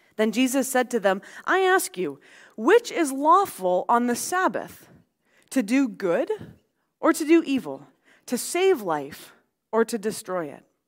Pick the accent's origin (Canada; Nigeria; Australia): Canada; Abbotsford, British Columbia; growing up on Mattsky Flats out in Abbotsford